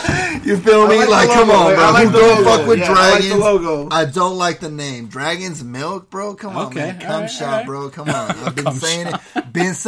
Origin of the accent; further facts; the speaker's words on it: Riverside, California, United States; now in Bay Area, United States; I'm from Riverside, guys. You know, raised over here, but, you know, had to move to the Bay Area.